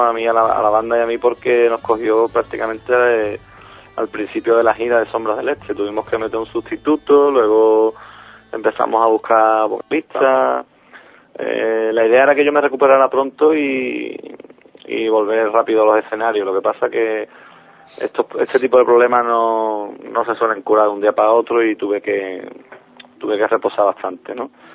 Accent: Cádiz, Andalusia, Spain; yo nací aquí en Cádiz, eh, me crié aquí en, la provincia

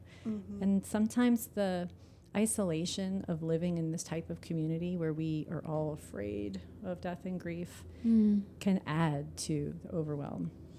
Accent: New Orleans, Louisiana, United States; And then when I was 22, Katrina hit, and I'm from New Orleans, and, like, everyone in my family lost their home.

